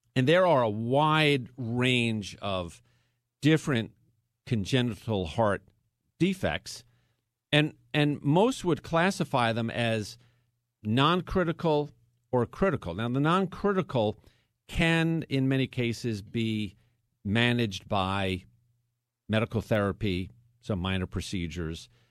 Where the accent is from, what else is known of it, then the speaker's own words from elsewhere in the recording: Long Island, New York, United States; moved away as an adult; now in Houston, United States; I was born and raised in New York. So if you're saying to yourself, oh, the guy's in Houston, Texas, he doesn't have much of a Texas twang, it's because I'm not from Texas. I am from New York. But I was raised on Long Island